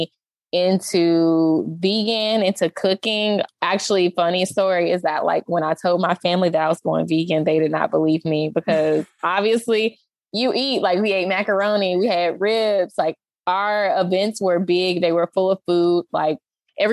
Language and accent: English; Charlotte, North Carolina, United States; moved away as an adult; also born or lived in Michigan; now in Texas, United States; I grew up in Charlotte, North Carolina